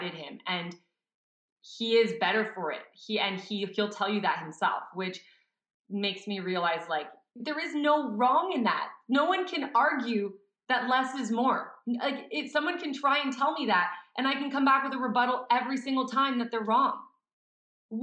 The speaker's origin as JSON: {"language": "English", "town": "Montreal", "region": "Quebec", "country": "Canada", "moved": "yes", "lives_now": "Calgary, Canada", "said": "I'm from Montreal"}